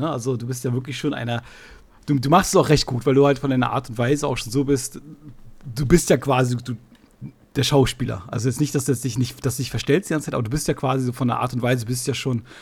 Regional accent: Mecklenburg-Vorpommern, Germany; accent: Mecklenburg; ich letztens meinte eine Kollegin zu mir, mein Mecklenburger Akzent hört man auch raus

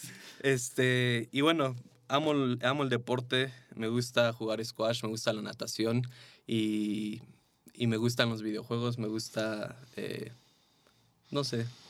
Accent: Mexico; Vivíamos en México

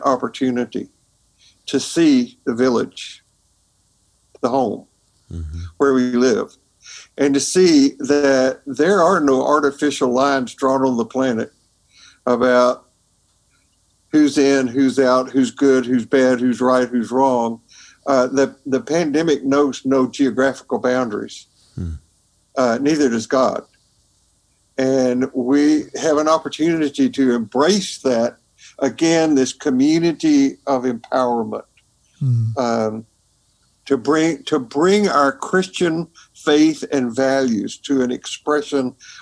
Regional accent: Tennessee, United States; my home state, Tennessee.

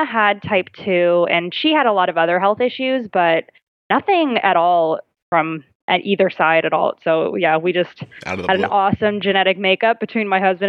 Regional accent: Bay Area, California, United States; We're from California, so the Bay Area here

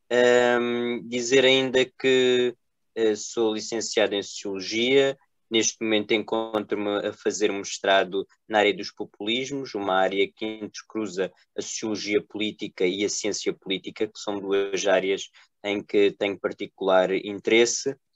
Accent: Águeda, Centro, Portugal; eu sou de Águeda

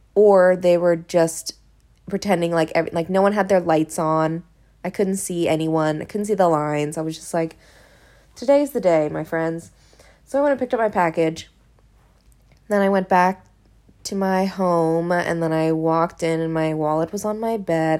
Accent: Hawaii, United States; now in Los Angeles, United States; It was filmed at my house. I mean, like, in my hometown.

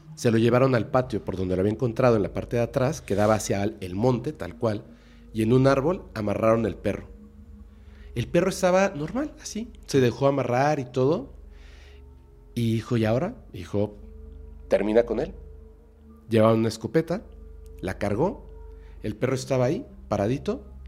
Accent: Mexico City, Mexico; now in Mérida, Mexico; Yo soy de aquí, de la Ciudad de México, pero vivo en Mérida

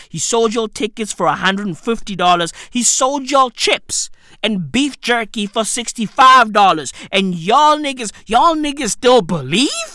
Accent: Johannesburg, Gauteng, South Africa; I'm South African. I don't, I don't know any of these places. I'm from Joburg. You feel me? I'm, I'm from Johannesburg

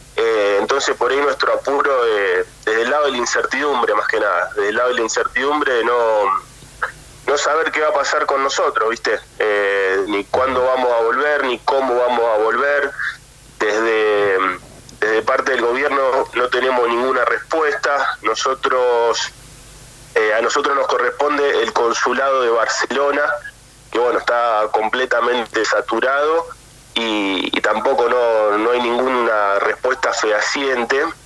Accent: Argentina; now in Europe; nosotros también somos argentinos

